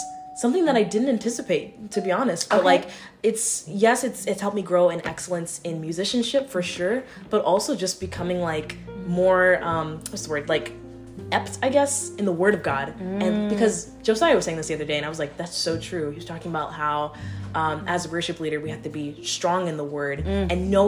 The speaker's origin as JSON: {"language": "English", "town": "Jacksonville", "region": "Florida", "country": "United States", "tie": "born or raised there", "also_born_or_lived": "Miami, Florida", "said": "I grew up in Jacksonville, also in Miami area."}